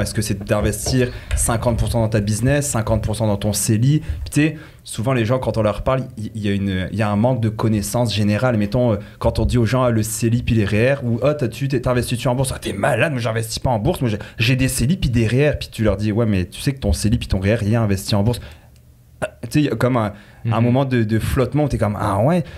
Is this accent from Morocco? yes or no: no; France; accent: French; moved away as an adult; also born or lived in Quebec, Canada; now in Canada; j'ai un petit accent euh, français pour ceux qui ne l'entendent pas. Donc j'ai vécu 18 ans en France, je suis arrivé ici